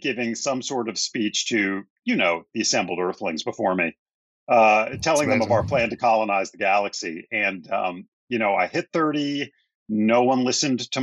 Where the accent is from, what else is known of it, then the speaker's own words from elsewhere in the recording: Bethesda, Maryland, United States; moved away; I grew up in the suburbs of Washington, D.C.